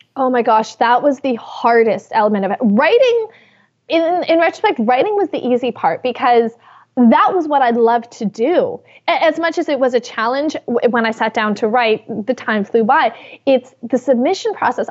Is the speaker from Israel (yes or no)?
no; Canada; I am Canadian